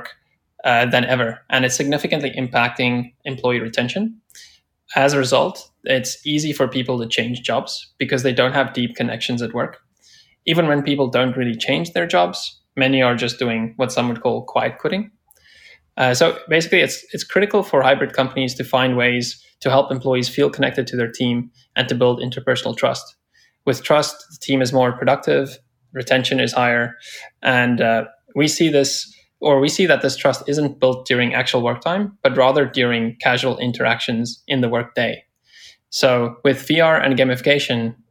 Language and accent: English; South Africa; now in San Francisco, United States; I'm originally from South Africa, actually calling from there right now, and currently based in San Francisco